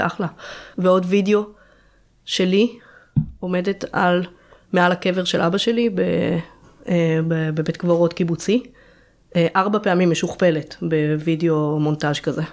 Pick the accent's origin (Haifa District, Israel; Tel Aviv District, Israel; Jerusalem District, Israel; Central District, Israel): Jerusalem District, Israel; Jerusalem; נולדה למשפחה של ארכיאולוגים בירושלים